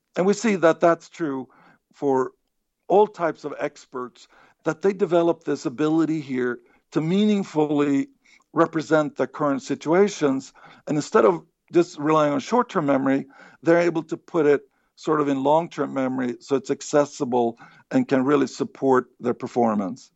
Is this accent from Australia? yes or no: no; Sweden; moved away; I grew up in Sweden